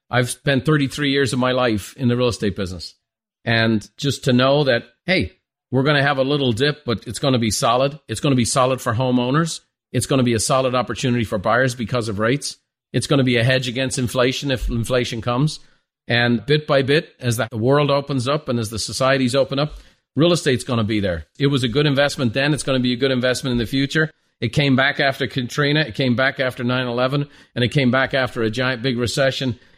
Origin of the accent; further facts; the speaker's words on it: Ireland; Well, I'm Irish with an Italian last name, so I'm very familiar with both.